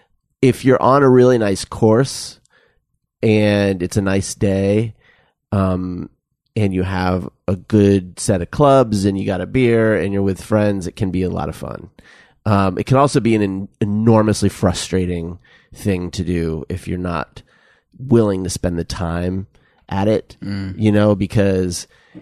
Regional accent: Tucson, Arizona, United States; I grew up in Tucson

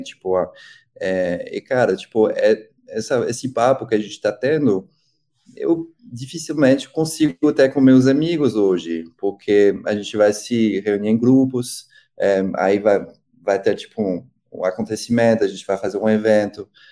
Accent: Paris, Île-de-France, France; Portuguese is a second language; moved away as an adult; also born or lived in Rio de Janeiro, Brazil; now in São Paulo, Brazil; Eu cresci, nasci e cresci em Paris

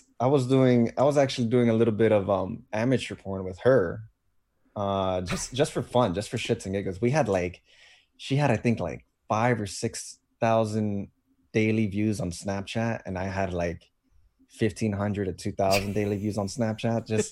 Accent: Fort Lauderdale, Florida, United States; I'm basically going back home to where I grew up in Fort Lauderdale.

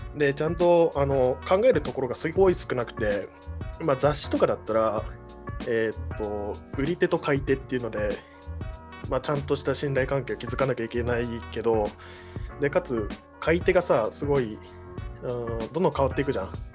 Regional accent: Kagoshima, Japan; moved away; 鹿児島出身

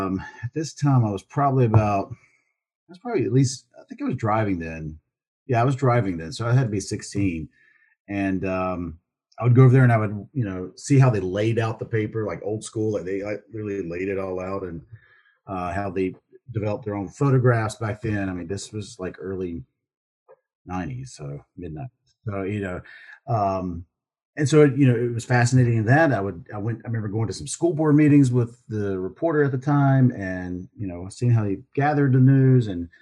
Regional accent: Southern United States, United States; accent: Southern; little Southern accent back then. I had to work on it a little bit. I didn't really want to get rid of my accent, but clean it up.

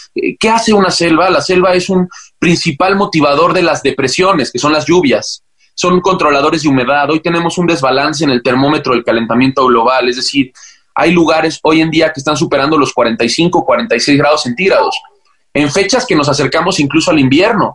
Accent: Mexico; siendo mexicano

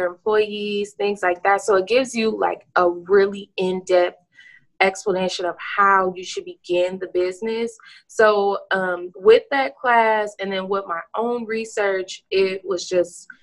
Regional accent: Los Angeles, California, United States; moved away as an adult; now in Henderson, United States; I am from Los Angeles, California. I moved here in 2013 in April

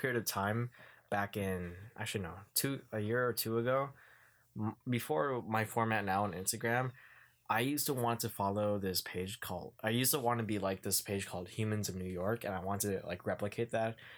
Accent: Philippines; I'm Filipino.

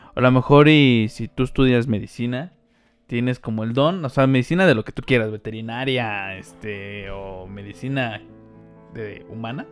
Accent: Mexico; Somos mexicanos

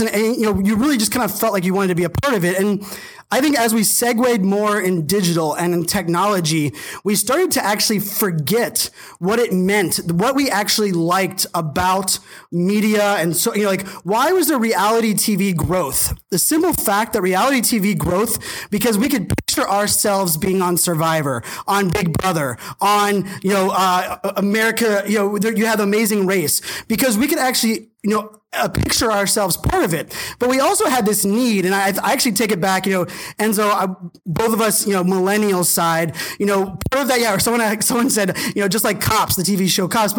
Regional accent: Virginia Beach, Virginia, United States; in high school, growing up in Virginia Beach

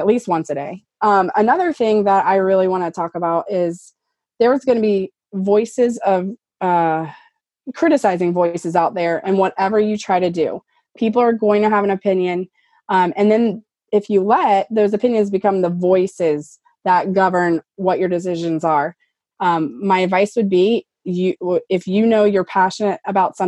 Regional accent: Louisiana, United States; I'm from Louisiana

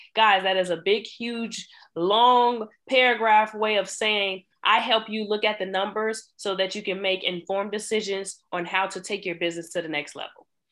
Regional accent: Chicago, Illinois, United States; I grew up in Chicago

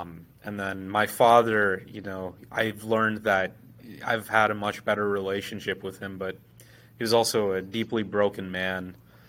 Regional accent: United States; No, I grew up in the States.

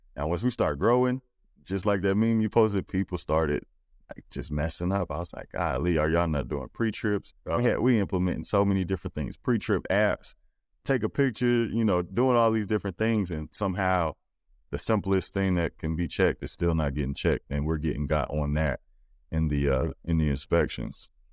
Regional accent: Louisiana, United States; I'm from Louisiana

